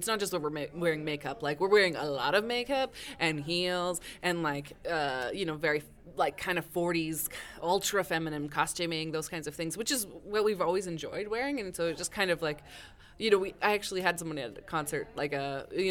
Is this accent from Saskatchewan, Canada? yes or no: yes; Saskatchewan, Canada; I'm from Saskatchewan.